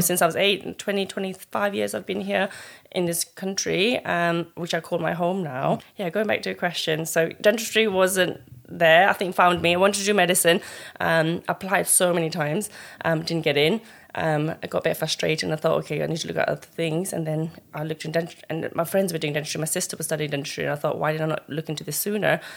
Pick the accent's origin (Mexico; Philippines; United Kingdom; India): United Kingdom; Colchester, East of England; also born or lived in Mustang, Nepal; I grew up in Colchester since I was eight, nine years old and lived there, you know, army background, Nepali family, um, settled there